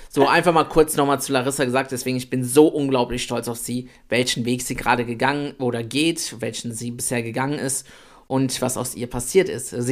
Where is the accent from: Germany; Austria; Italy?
Italy; Ich bin der kleine Italiener.